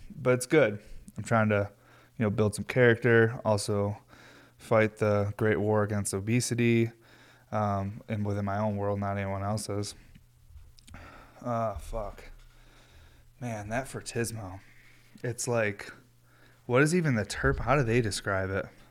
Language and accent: English; Northeast United States, United States; I'm from the Northeast.